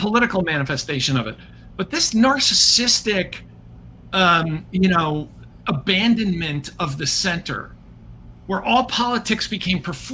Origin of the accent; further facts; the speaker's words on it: United States; as an American